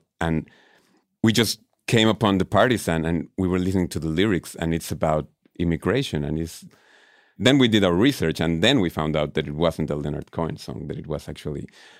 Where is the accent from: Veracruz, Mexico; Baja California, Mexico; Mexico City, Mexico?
Mexico City, Mexico; also born or lived in India; I'm from Mexico City, Chilango from Mexico.